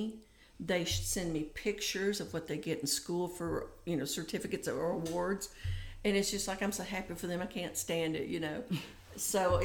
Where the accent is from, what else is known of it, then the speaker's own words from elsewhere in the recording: Tennessee, United States; also born or lived in Michigan; I was sent from Michigan to Tennessee to live with an aunt